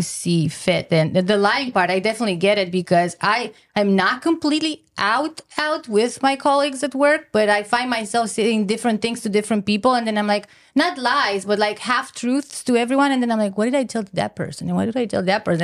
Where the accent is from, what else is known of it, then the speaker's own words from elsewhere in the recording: Romania; moved away; I'm originally from Romania, so my mom lives in Romania